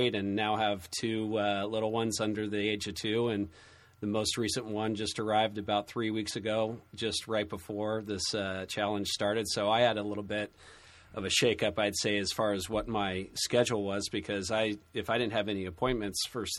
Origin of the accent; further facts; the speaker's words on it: San Diego, California, United States; moved away as an adult; now in Santa Barbara, United States; I was born and raised in San Diego and North County area, Del Mar